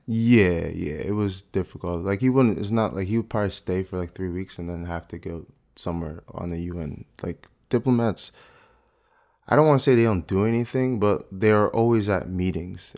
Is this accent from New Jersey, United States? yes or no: yes; South Orange, New Jersey, United States; also born or lived in Newark, New Jersey; I think I was born in Newark. Um, I've been in, like, South Orange my whole life